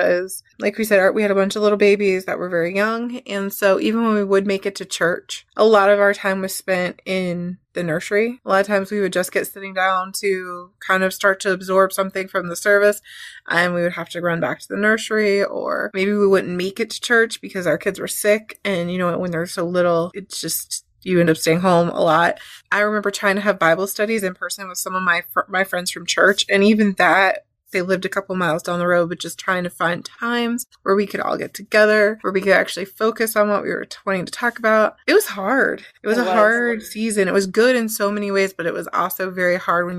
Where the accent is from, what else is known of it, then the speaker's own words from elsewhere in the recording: West Virginia, United States; I am from West Virginia. I live here with my husband and my three children